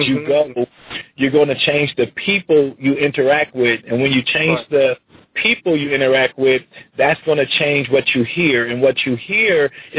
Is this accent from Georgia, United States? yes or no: no; Compton, California, United States; I was born in Compton, California